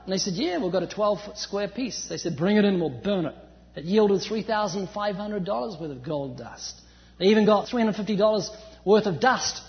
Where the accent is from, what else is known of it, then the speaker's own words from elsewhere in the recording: New Zealand; moved away as an adult; now in California, United States; I'm originally from New Zealand, although you wouldn't know, I've lost my accent, I've been living in California for 14 years.